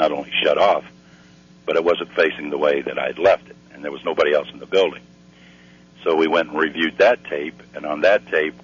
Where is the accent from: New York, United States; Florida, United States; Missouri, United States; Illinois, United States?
Missouri, United States; I'm from Missouri